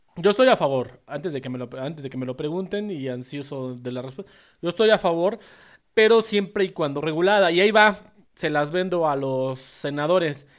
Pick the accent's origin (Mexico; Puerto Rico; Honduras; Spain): Mexico; como sociedad mexicana